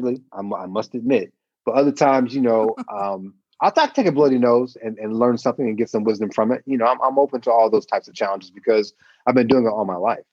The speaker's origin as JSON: {"language": "English", "town": "Dayton", "region": "Ohio", "country": "United States", "tie": "born or raised there", "said": "I grew up in the Midwest. I'm from Dayton, Ohio"}